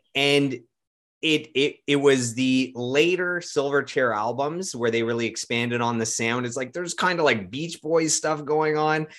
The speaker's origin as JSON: {"language": "English", "town": "Ottawa", "region": "Ontario", "country": "Canada", "also_born_or_lived": "London, Ontario", "said": "I'm from Ottawa"}